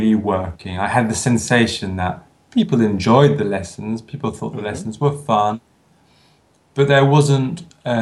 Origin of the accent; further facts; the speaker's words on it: London, United Kingdom; moved away as an adult; also born or lived in Edinburgh, Scotland / Italy; I'm originally from London in the UK, although I chose to study in Scotland, in Edinburgh.